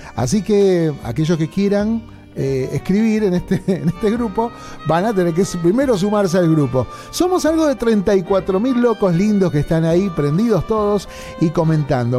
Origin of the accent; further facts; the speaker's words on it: Paso del Rey, Buenos Aires Province, Argentina; Mi infancia la pasé en Paso del Rey